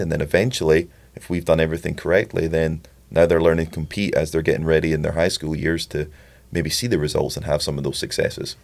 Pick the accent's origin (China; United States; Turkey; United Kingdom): United Kingdom; Scotland; I'm Scottish